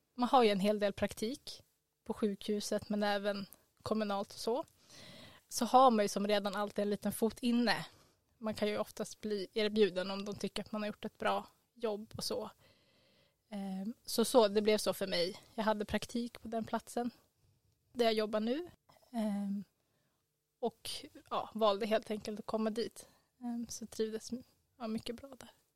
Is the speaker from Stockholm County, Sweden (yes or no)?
yes; Stockholm, Stockholm County, Sweden; moved away as an adult; now in Umeå, Sweden; vi kommer båda från Stockholm